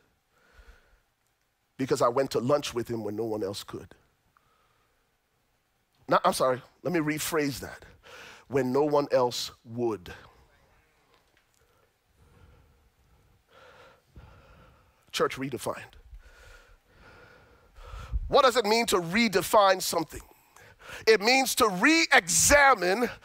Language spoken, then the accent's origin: English; Liberia; now in United States; I'm originally from Liberia, West Africa. I came to the States after surviving the Liberian Civil War